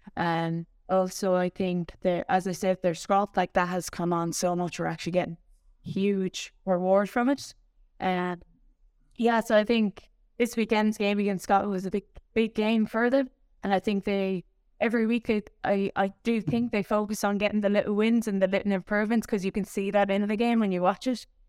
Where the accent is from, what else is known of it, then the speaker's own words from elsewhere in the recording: Tipperary, Munster, Ireland; I'm from Tipperary